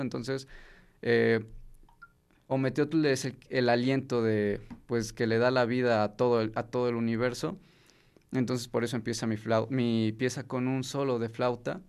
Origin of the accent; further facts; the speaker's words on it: Mexico; si no fuera yo mexicano